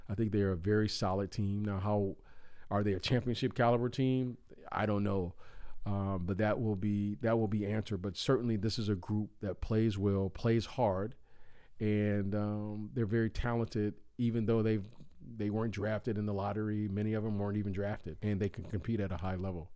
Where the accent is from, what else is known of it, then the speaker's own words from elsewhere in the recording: Chicago, Illinois, United States; moved away; I grew up in Chicago